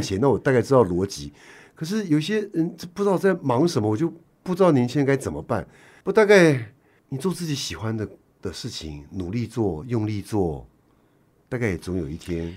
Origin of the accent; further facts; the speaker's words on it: Taiwan; 我们台湾人要进香港